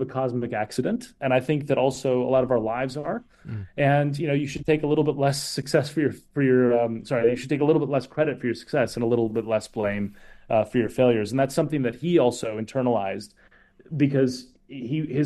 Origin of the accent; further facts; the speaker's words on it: Minnesota, United States; I'm from Minnesota